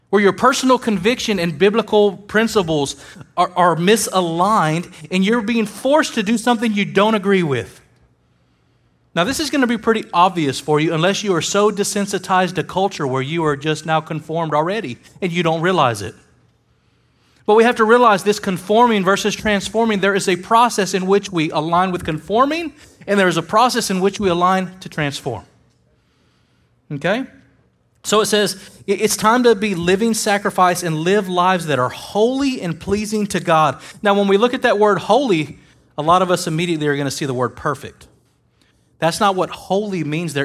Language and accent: English; United States; I am an American